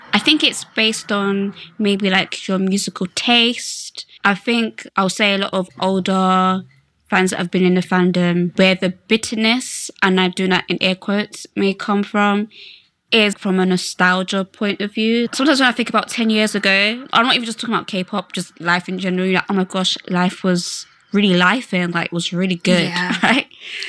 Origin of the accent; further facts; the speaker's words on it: Slough, South East England, United Kingdom; I can't be bothered to explain where Slough is. So if you think I'm from London, I'm from London.